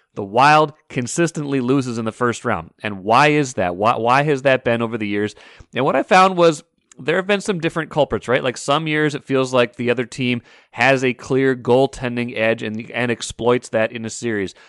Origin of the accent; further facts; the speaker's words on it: North Dakota, United States; now in Minnesota, United States; I am a Midwesterner, North Dakota native, Minnesotan for a long time now.